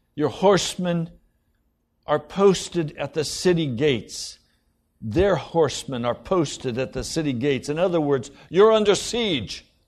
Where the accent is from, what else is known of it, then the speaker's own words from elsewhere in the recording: United States; I'm an American